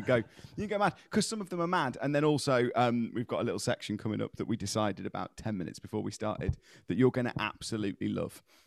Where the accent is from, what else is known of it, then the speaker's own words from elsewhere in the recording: United Kingdom; as British people, we tend to do this quite a lot